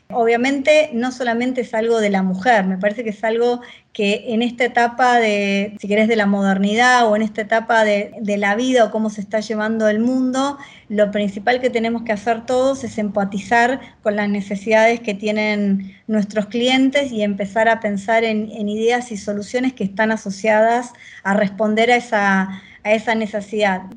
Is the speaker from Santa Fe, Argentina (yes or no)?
no; Victoria, Buenos Aires Province, Argentina; Viví toda la vida en Buenos Aires, soy oriunda de, de, Buenos Aires, vivo en la provincia de Buenos Aires, aunque nací en Capital Federal